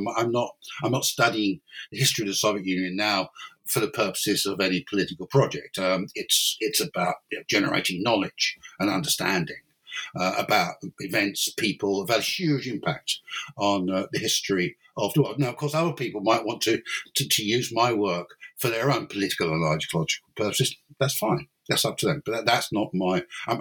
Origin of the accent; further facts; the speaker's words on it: London, United Kingdom; moved away as an adult; now in Cork, Ireland; but originally, I'm not Irish. Originally, I'm English or British. I'm from London, basically. And then in 1992, I moved to Ireland to take up an academic post at University College Cork, and I've been here ever since.